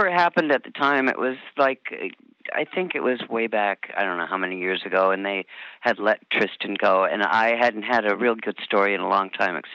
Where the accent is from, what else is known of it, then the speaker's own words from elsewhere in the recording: Michigan, United States; born there; also born or lived in Iowa / Omaha; I was born in Michigan, and my dad worked for Mutual of Omaha, and he was moving up in the company, and we finally and all through the Midwest.